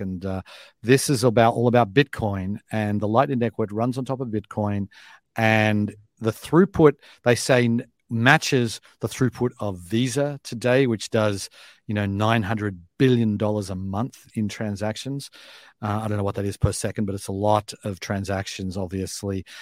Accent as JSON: {"language": "English", "country": "Australia", "moved": "as an adult", "lives_now": "United States", "said": "if I was moving over here today as an Australian"}